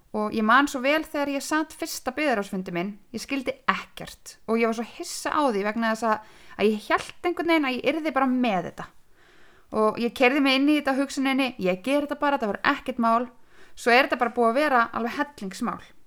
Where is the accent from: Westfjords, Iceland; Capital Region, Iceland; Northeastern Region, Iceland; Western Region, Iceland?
Northeastern Region, Iceland; Húsavík; also born or lived in Akranes / Reykjavík; Ég er hérna fætt á Akranissi en fluttist til Húsavíkur með fóröldra mínum, bara um einsásaldur, þannig ég er uppalinn á Húsavík.